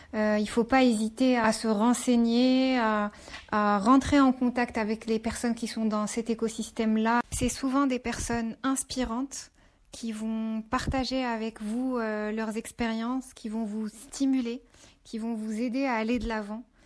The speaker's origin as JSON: {"language": "French", "country": "Morocco", "tie": "born or raised there", "also_born_or_lived": "France", "moved": "as an adult", "said": "je suis née et j'ai grandi au Maroc"}